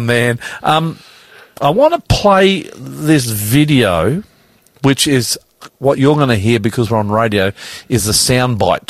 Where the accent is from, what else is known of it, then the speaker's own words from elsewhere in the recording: Australia; Now, I'm an Australian